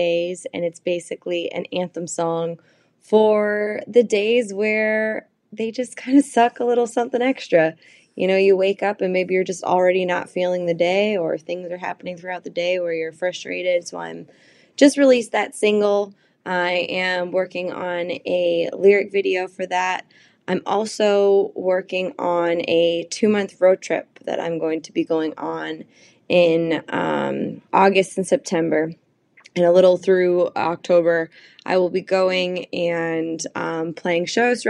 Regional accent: Lakeville, Massachusetts, United States; moved away as an adult; now in Nashville, United States; I'm originally from Lakeville, Massachusetts. I've been in Nashville since 2015 releasing music

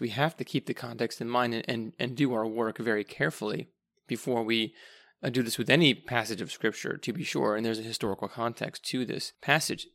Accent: Pennsylvania, United States; I am a Pennsylvanian. That's one of my identities because this is where God placed me

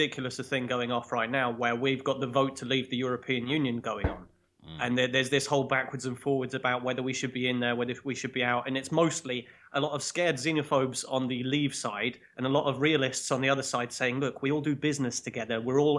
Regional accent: England, United Kingdom; I feel like even as an Englishman knowing cricket and everything, like that just rocketed over my head.

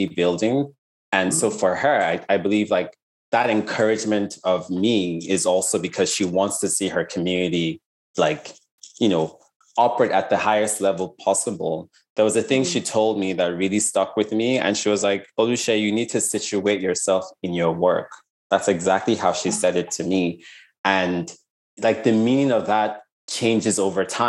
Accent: Lagos, Nigeria; I grew up in Lagos, in Nigeria

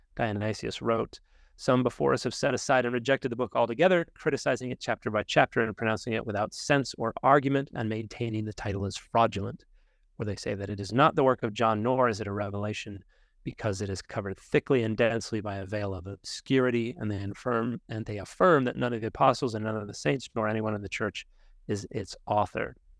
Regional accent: United States; as particularly American Christians

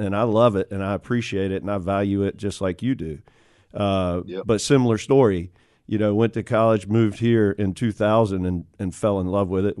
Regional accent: Elizabeth City, North Carolina, United States; moved away as an adult; now in Charlotte, United States; I grew up in Elizabeth City, small town right south of Virginia Beach.

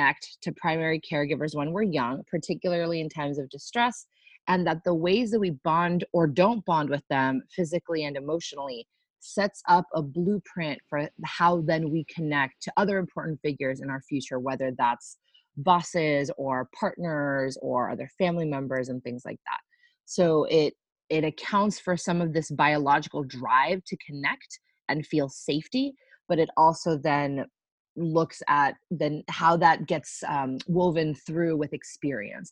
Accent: Puerto Rico; now in Boston, United States; I am Boston-based, though born and raised in Puerto Rico

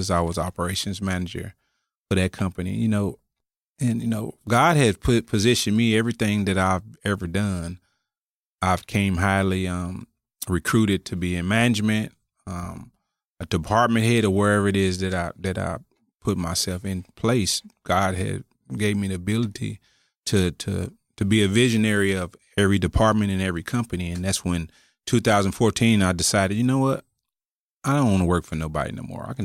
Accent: Oklahoma City, Oklahoma, United States; moved away as an adult; also born or lived in Irving, Texas; now in Dallas area, United States; I'm originally from Oklahoma City, born

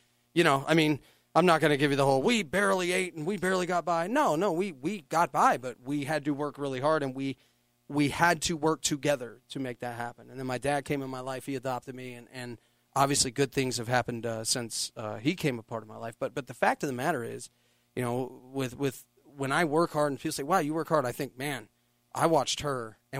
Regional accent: San Francisco, California, United States; moved away; You know, we came here from San Francisco. She wanted a whole different life.

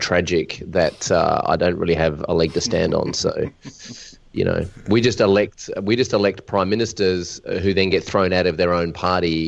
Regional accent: Australia; I'm Australian.

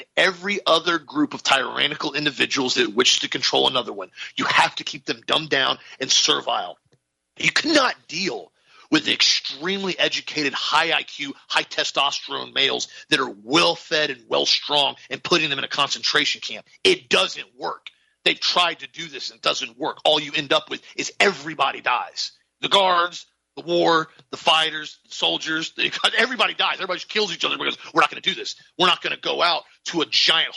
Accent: Auburndale, Florida, United States; I'm from Auburndale, Florida

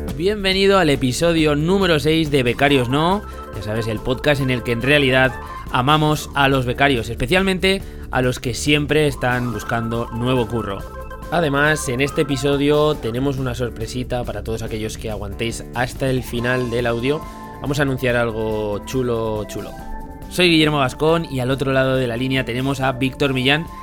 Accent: Zaragoza, Aragon, Spain; somos de, aquí de Zaragoza

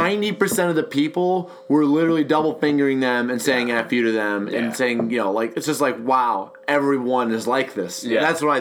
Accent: Minnesota, United States; I'm seeing it from the Minnesotan standpoint

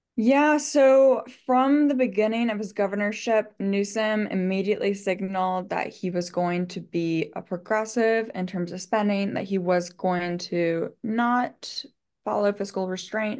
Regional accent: Michigan, United States; moved away; I'm from Michigan

